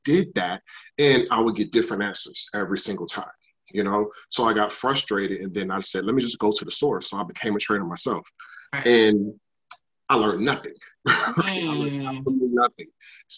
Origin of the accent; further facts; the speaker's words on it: Bronx, New York, United States; also born or lived in Jacksonville, United States; I was born in Jacksonville, Florida, raised in South Bronx, New York, moved around a lot.